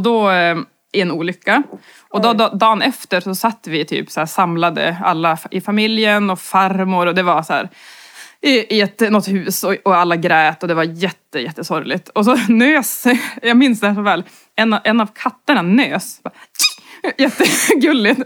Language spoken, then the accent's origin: Swedish; inland Norrland, Sweden; som norrlänning och framförallt eh, från inlandet i Norrland